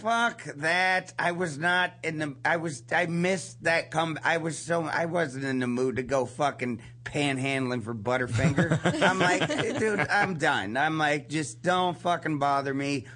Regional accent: East Liverpool, Ohio, United States; also born or lived in Canton, Ohio; I'm originally from East Liverpool, Ohio, but we lived in Canton, Ohio until I was nine.

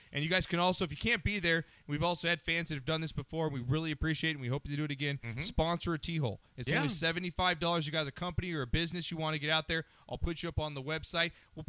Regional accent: Santa Monica, California, United States; I'm not from Malibu. I'm from Santa Monica.

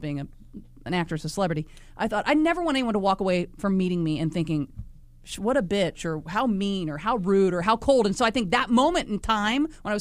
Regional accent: Indiana, United States; I grew up in Indiana, and we got the Cincinnati radio station

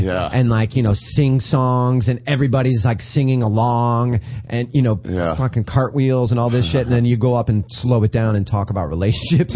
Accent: Indiana, United States; moved away; I have all my friends in Indiana that I grew up with.

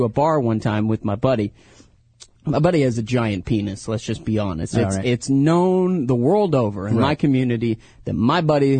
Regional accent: Tennessee, United States; moved away

